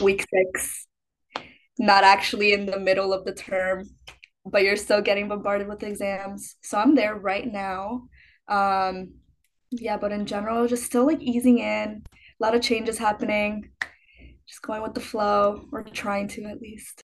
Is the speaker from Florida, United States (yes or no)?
no; Chicago, Illinois, United States; moved away; I'm from Chicago